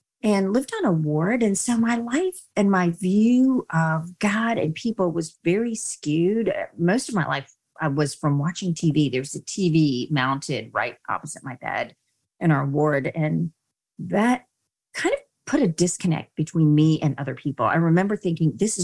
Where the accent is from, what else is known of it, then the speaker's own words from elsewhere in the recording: India; I was born in India